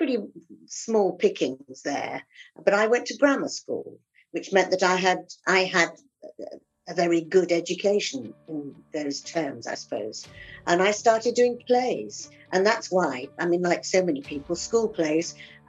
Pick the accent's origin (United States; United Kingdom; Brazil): United Kingdom; Yorkshire and the Humber; now in London, United Kingdom; Well, I grew up in the north of England, in Yorkshire.